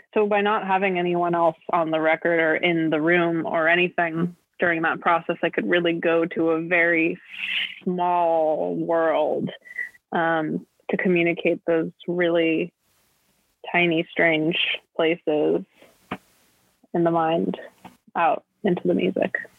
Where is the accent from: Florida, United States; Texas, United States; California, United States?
California, United States; Los Angeles; I'm from Los Angeles